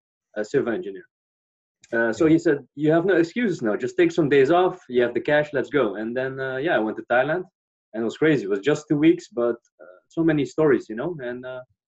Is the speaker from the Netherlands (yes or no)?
yes; Netherlands; I'm from the Netherlands